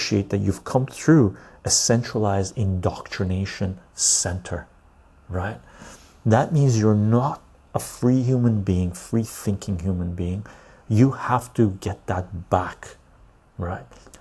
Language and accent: English; West Coast Canada, Canada; also born or lived in Iran; I was born in Iran, Armenian ancestry, but I came to Canada when I was like this tall, really young, right? So I'm West Coast Canadian mentality